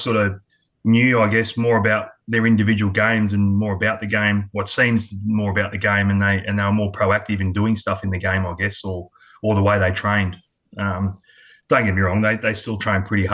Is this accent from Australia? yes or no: yes; Adelaide, South Australia, Australia; also born or lived in Sydney; now in Queensland, Australia; I was born in Sydney, but moved over to Adelaide when I was quite young, about three and a half.